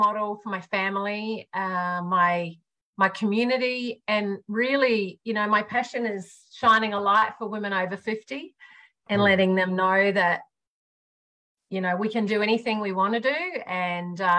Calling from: Newcastle, New South Wales, Australia; I'm calling from a city called Newcastle on the east coast of Australia.

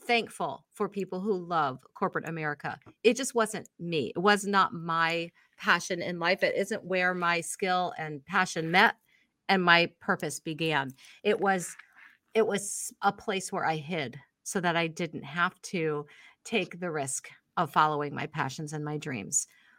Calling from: Binghamton, New York, United States; Binghamton. Okay. So if you ask someone from Buffalo, they consider me mid-state. But if you ask in the city, I'm upstate.

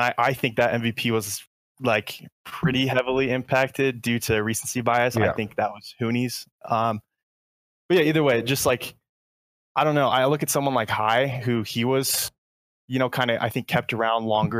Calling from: Colorado, United States; Hey, I'm from Colorado.

